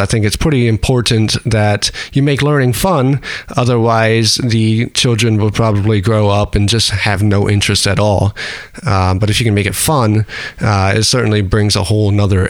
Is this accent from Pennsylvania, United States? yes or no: yes; Lancaster, Pennsylvania, United States; moved away as an adult; now in Martinsburg, United States; I'm from Lancaster, PA